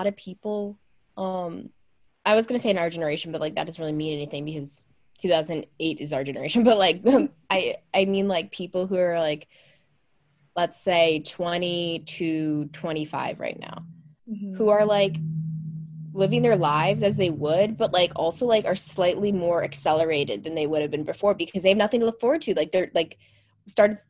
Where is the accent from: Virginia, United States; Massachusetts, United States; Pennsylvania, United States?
Pennsylvania, United States; a college that's near my hometown in PA